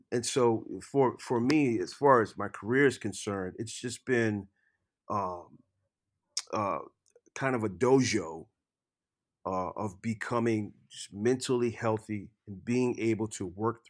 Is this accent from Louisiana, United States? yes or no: yes; Lafayette, Louisiana, United States; moved away as an adult; also born or lived in Nashville; I grew up in Lafayette, Louisiana, in a very festive culture.